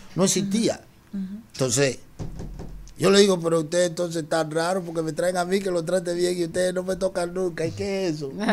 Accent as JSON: {"language": "Spanish", "country": "Dominican Republic", "said": "nosotros aquí somos dique dominicanos"}